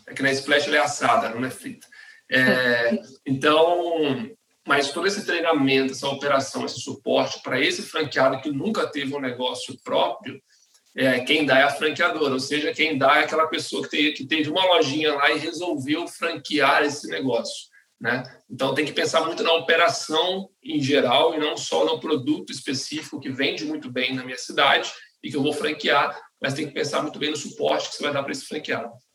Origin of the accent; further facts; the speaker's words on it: Espírito Santo, Brazil; moved away as an adult; now in São Paulo, Brazil; eu sou capixaba, né? Eu sou do Espírito Santo e eu vim para São Paulo em 2010